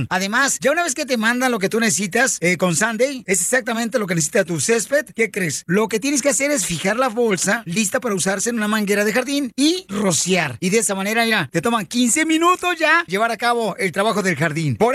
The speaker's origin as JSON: {"language": "Spanish", "town": "Monterrey", "region": "Nuevo León", "country": "Mexico", "said": "Es que la gente, Pelichotelo, pues, como saben que soy de Monterrey, Nuevo León, y con esta cara y con este físico, nomás me miran y se les arruga la campechana."}